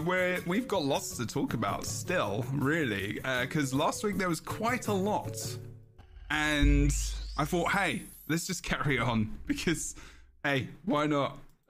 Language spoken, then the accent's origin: English; England, United Kingdom; I'm English.